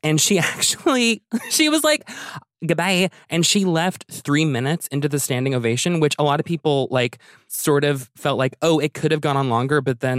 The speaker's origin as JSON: {"language": "English", "town": "Halifax", "region": "Nova Scotia", "country": "Canada", "tie": "born or raised there", "also_born_or_lived": "Ottawa", "said": "So I was born in Ottawa and then I moved to Halifax when I was a kid."}